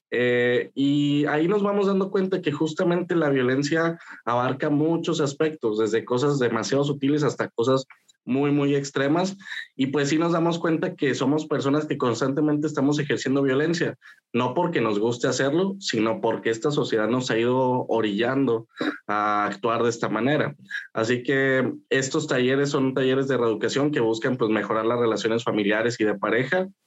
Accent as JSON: {"language": "Spanish", "town": "Saltillo", "region": "Coahuila", "country": "Mexico", "tie": "born or raised there"}